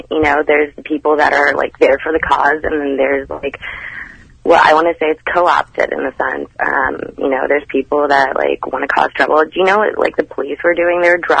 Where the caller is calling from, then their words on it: St. Louis, Missouri, United States; Okay, so, actually, I'm calling from St. Louis.